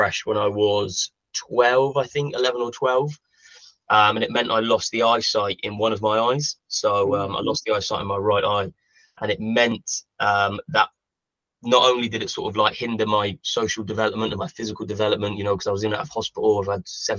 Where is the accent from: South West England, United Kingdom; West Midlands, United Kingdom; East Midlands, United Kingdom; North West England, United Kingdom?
South West England, United Kingdom; Bournemouth; I am from Bournemouth. I'm from down south